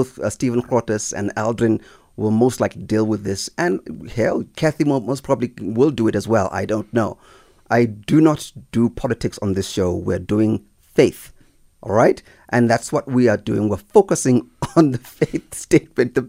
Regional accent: South Africa; I'm a South African

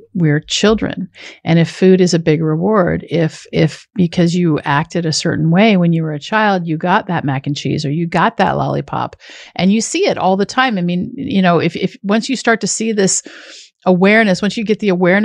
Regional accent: Washington, United States; I grew up in farmland in Washington State.

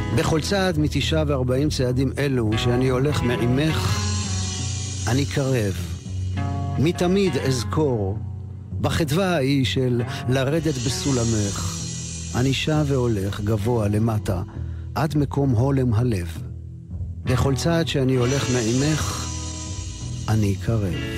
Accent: Ramat Gan, Tel Aviv District, Israel; ובשמי רמת גן, שנות החמישים

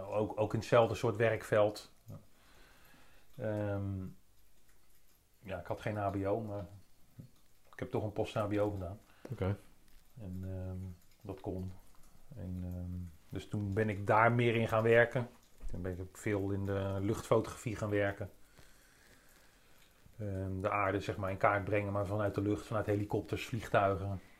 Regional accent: Capelle aan den IJssel, South Holland, Netherlands; Capelle aan de oh, IJssel.

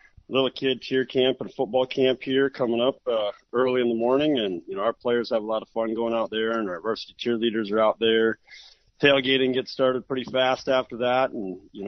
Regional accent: Harrisburg, United States; me growing up in Harrisburg

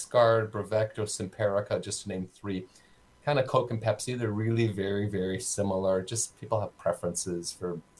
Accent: Saskatoon, Saskatchewan, Canada; now in Winnipeg, Canada; I grew up in Saskatoon. In Saskatoon, we had no ticks the whole time I lived there in the 70s and 80s

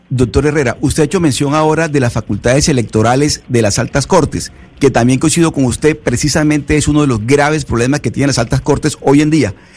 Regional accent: Venezuela; now in Panama; soy venezolano

